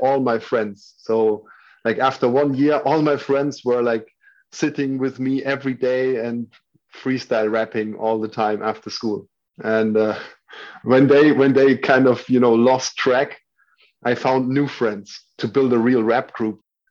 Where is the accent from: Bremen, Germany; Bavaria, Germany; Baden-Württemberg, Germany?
Bavaria, Germany; Würzburg; moved away as an adult; also born or lived in Berlin; my hometown. Würzburg is a small town in the south of Germany.